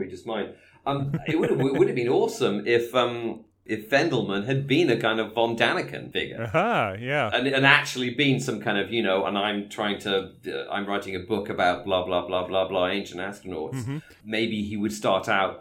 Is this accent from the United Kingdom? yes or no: yes; United Kingdom